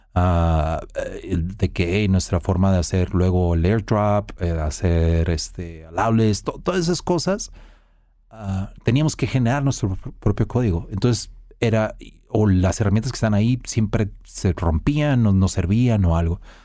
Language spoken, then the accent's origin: Spanish; Mexico; soy mexicano